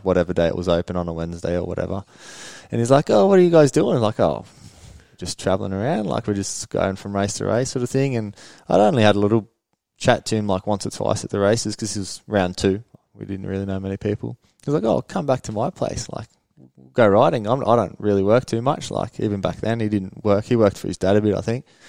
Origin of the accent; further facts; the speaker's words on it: Sweden; moved away as an adult; now in Australia; we moved back to Sweden uh, 94